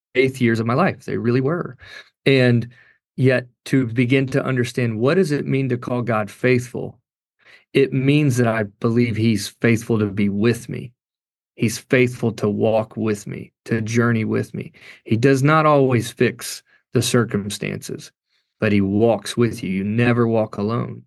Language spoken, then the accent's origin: English; Kentucky, United States; I grew up in Kentucky